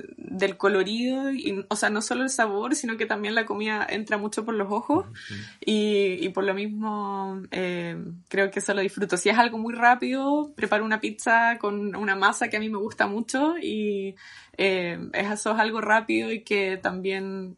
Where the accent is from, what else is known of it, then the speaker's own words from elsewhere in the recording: Chile; now in London, United Kingdom; yo soy de Chile